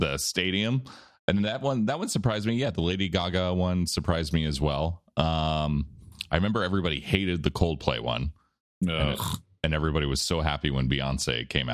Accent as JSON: {"language": "English", "country": "United States", "said": "I'm American"}